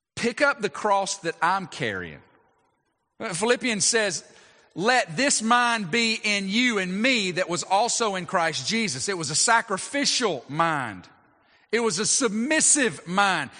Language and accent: English; United States; as American citizens